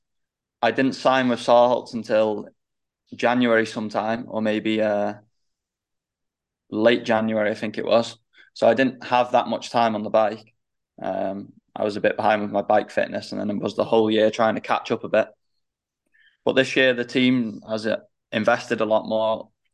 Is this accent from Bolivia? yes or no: no; United Kingdom; British Championship because it's my home championship